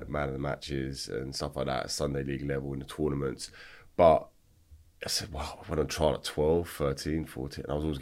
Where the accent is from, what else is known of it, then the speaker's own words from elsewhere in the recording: Feltham, London, United Kingdom; I grew up in Feltham, West London